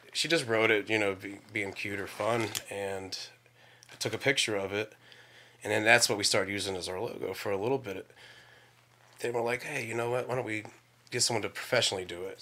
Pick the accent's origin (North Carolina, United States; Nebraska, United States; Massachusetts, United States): North Carolina, United States; born or raised there; also born or lived in Gaithersburg, Maryland